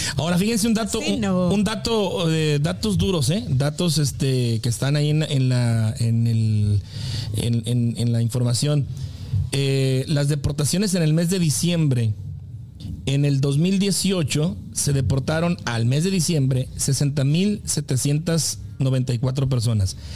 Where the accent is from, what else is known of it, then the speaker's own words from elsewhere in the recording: Mexico; soy de México.